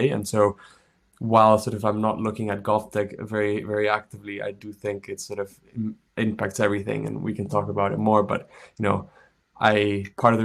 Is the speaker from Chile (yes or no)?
yes; Chile; moved away; also born or lived in United States; I'm from Chile. I grew up there